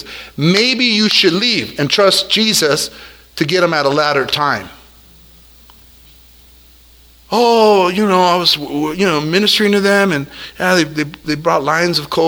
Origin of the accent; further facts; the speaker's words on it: El Monte, California, United States; I'm from El Monte